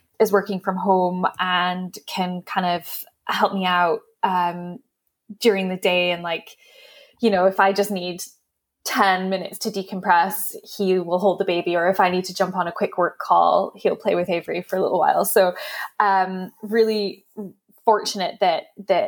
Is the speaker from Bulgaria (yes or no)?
no; Aberdeen, Scotland, United Kingdom; moved away as an adult; also born or lived in Texas / Washington, D.C. / upstate New York; now in London, United Kingdom; I grew up in Aberdeen